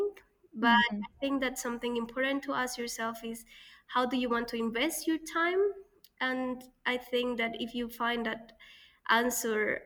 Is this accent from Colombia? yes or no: yes; Colombia; moved away; growing up in Colombia